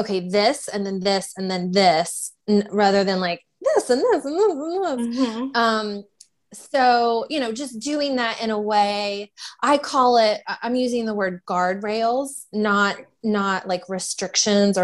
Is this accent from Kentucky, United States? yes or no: yes; Louisville, Kentucky, United States; I am from the Louisville, Kentucky area